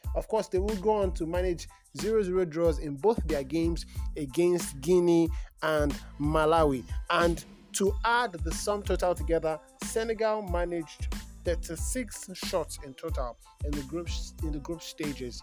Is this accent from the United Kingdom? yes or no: no; Nigeria; English is a second language; I'm a Nigerian Yoruba boy